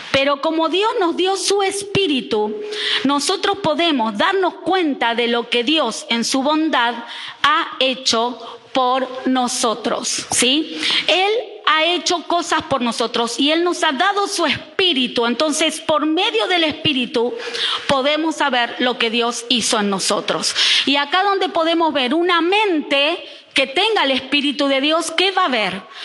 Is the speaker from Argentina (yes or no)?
yes; Buenos Aires, Argentina; moved away as an adult; also born or lived in Neuquén; now in Reconquista, Argentina; Yo que nací en Buenos Aires, eh, no es lo mismo en el barrio que me crié que en el barrio que se criaron mis hijos en Neuquén